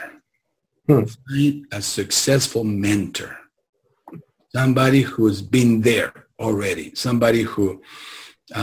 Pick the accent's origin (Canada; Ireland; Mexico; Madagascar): Mexico; Tijuana, Baja California; moved away as an adult; now in Southern California, United States; I come from Tijuana.